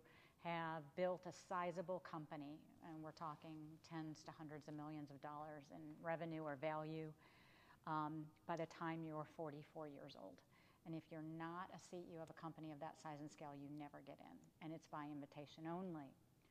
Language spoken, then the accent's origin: English; Michigan, United States; also born or lived in California / Washington, District of Columbia, United States; now in the South, United States; born and raised in Michigan